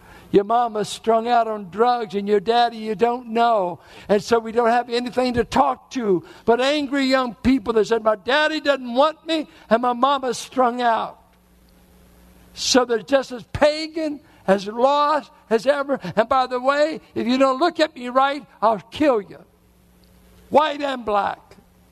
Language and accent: English; Richmond, Virginia, United States; as a boy growing up in Richmond, I grew up mainly with whites and blacks in Richmond in the 40s and 50s